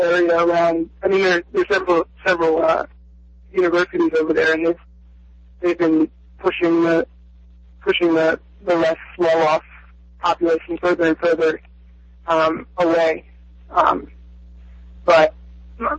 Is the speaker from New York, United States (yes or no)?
no; Philadelphia, Pennsylvania, United States; growing up in Philly, my mom's side won out, and I ended up rooting for Philly teams.